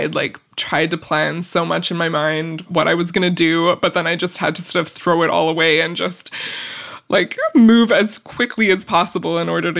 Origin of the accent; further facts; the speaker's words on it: Vancouver Island, British Columbia, Canada; now in Vancouver, Canada; I grew up on Vancouver Island